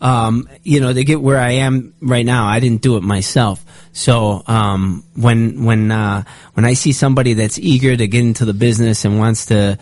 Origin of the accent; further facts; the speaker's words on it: Chicago, Illinois, United States; moved away as an adult; now in Los Angeles, United States; we're from Chicago, born and raised